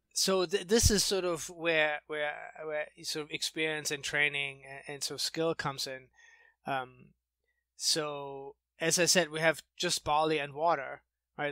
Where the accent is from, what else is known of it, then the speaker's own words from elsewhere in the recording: outside of Munich, Bavaria, Germany; moved away as an adult; now in United States; I grew up in outside of Munich in Germany